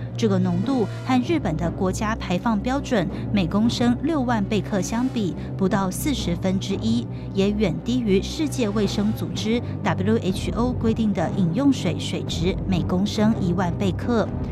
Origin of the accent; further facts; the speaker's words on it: Taiwan; 我们台湾人要生小孩